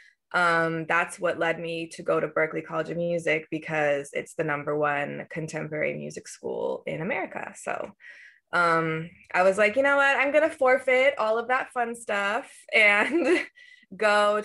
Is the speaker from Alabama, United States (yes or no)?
no; Southern California, United States; moved away; also born or lived in Boston; growing up in Southern California